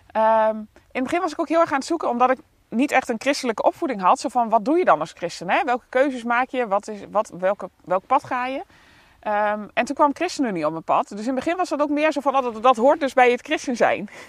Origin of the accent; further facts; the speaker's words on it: Bontebrug, Gelderland, Netherlands; now in Friesland, Netherlands; Ik kom uit de Achterhoek. Ik ben, eh, geboren en getogen in Bontebrug. Een heel klein dorpje.